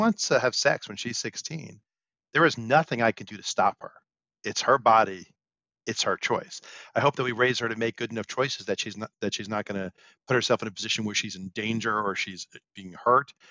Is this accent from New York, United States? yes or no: yes; New York City, New York, United States; I grew up in Brooklyn